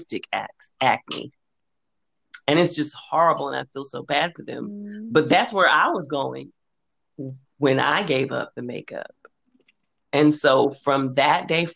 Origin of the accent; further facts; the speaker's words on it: Los Angeles, California, United States; I'm from South Central Los Angeles